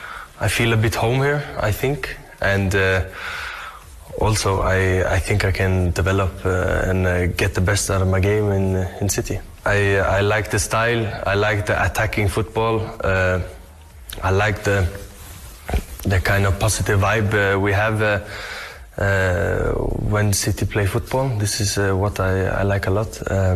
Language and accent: English; England, United Kingdom; born there; I was born in England. I've been a City fan my whole life.